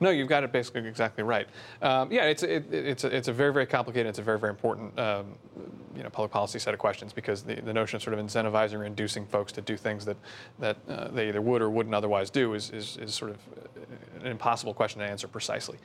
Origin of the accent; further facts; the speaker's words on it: Bergen County, New Jersey, United States; also born or lived in Washington / New York City; I grew up in Bern County, so, uh, born and raised in New Jersey